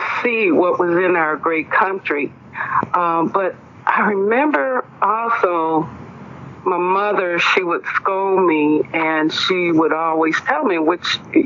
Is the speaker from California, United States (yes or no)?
no; Greenville, Mississippi, United States; now in Houston, United States; I grew up in Greenville, Mississippi, the Mississippi Delta